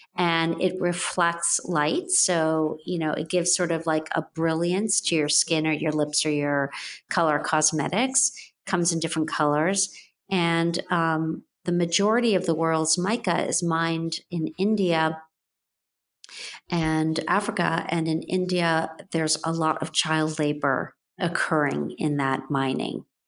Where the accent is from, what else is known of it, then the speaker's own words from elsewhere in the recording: Jamaica; moved away; I grew up and was born in Jamaica, West Indies